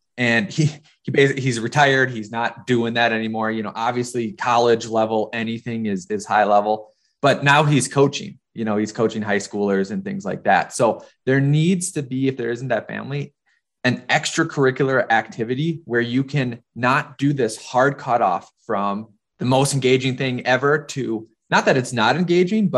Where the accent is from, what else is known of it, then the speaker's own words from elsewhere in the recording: Minnesota, United States; moved away as an adult; also born or lived in North Dakota; now in New York, United States; So it looked like I was coming from North Dakota, which I was, but you know, I was also from Minnesota